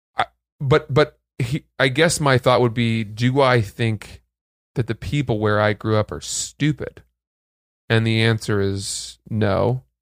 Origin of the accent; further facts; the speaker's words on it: New York City, New York, United States; You say, "New York,"